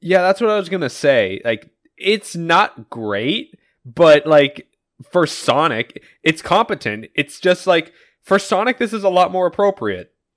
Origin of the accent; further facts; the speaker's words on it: United States; I am an American